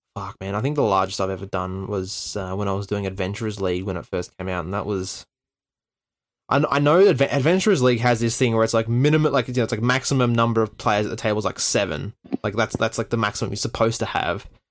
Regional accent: Tasmania, Australia; growing up in Tasmania.

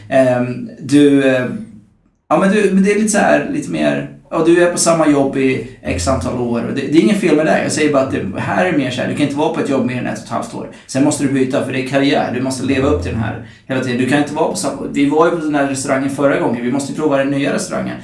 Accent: Norrköping, Östergötland, Sweden; now in Stockholm, Sweden; jag kommer från Norrköping

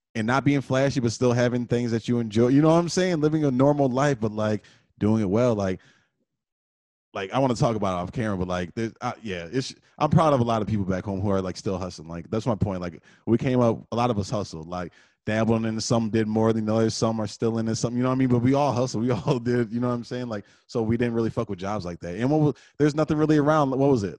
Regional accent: Detroit, Michigan, United States; also born or lived in Texas / Redford, Michigan; I spent half my life probably in Detroit, half my life probably in Redford

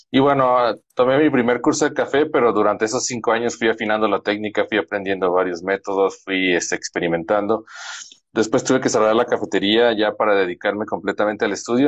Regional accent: Guadalajara, Jalisco, Mexico; now in San Luis Potosí, Mexico; mi esposa y yo somos de Guadalajara, Jalisco

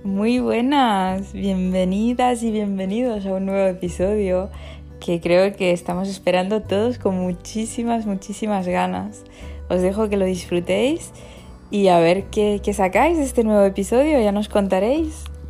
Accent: Rabat, Rabat-Salé-Kénitra, Morocco; Yo de Rabat.

